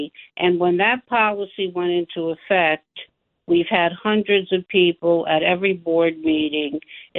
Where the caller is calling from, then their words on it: Washington Township, New Jersey, United States; I'm from Washington Township in Bergen County